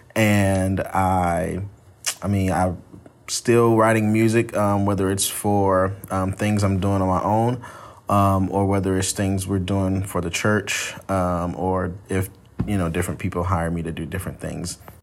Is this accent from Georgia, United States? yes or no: yes; Atlanta, Georgia, United States; moved away as an adult; now in South Carolina, United States; I'm originally from Atlanta, Georgia. That's where I was born and raised.